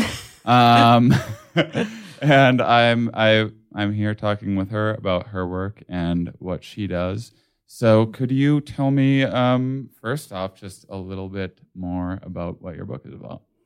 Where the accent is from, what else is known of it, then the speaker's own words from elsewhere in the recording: United States; as an American